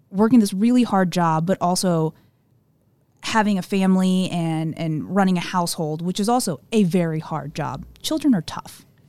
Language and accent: English; Southern Illinois, United States; also born or lived in South Korea / Saint Louis, Missouri; he was stationed at Scott Air Force Base in Southern Illinois, where he retired, and, and I grew up in that area